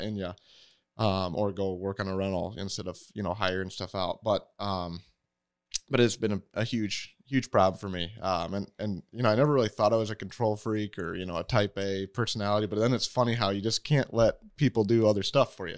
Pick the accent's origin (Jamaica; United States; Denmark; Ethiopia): United States; Waterloo, Iowa; also born or lived in Pella, Iowa; from the area, I grew up in Waterloo